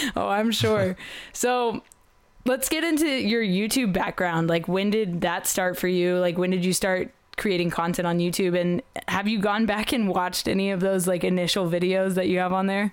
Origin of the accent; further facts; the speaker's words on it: Oklahoma, United States; I'm from Oklahoma